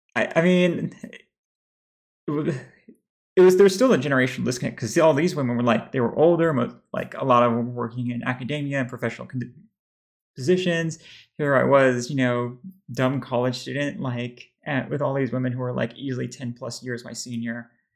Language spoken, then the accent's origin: English; Texas, United States; somebody who's growing up in Texas mostly